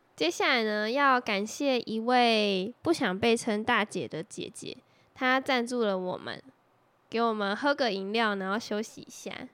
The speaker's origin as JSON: {"language": "Chinese", "region": "Taoyuan", "country": "Taiwan", "tie": "born or raised there", "said": "我们在桃园生长"}